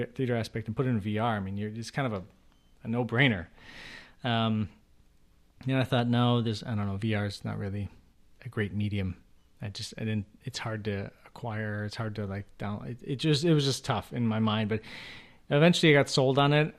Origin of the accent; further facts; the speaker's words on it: Chicago, Illinois, United States; I grew up in Chicago